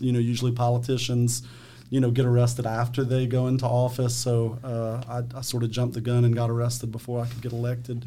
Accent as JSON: {"language": "English", "town": "Eunice", "region": "Louisiana", "country": "United States", "tie": "born or raised there", "also_born_or_lived": "Mamou, Louisiana", "said": "born and raised in Eunice, Louisiana, St. Landry Parish"}